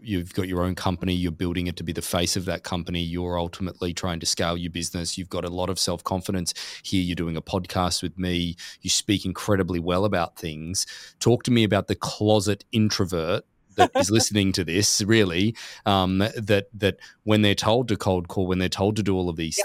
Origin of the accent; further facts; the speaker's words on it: Gold Coast, Queensland, Australia; now in Newport Beach, United States; we're from Australia originally. Gold Coast um, yep. is just down the road from Brisbane.